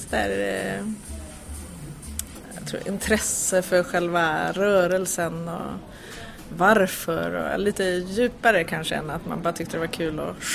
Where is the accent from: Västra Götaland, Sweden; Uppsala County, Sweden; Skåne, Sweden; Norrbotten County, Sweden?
Norrbotten County, Sweden; Piteå; now in Stockholm, Sweden; jag kommer från Norrland så där fanns det bara en ballettlärare och så gick hon i pension.